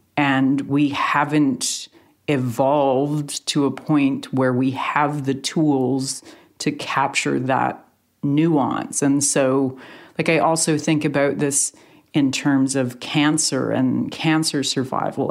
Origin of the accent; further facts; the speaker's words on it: Canada; Canadians as to Canadian journalists